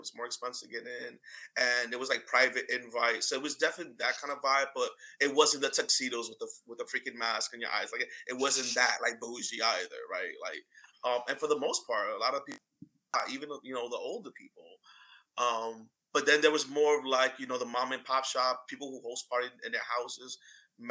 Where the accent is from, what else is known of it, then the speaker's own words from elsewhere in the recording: New York, United States; moved away; I'm from New York originally.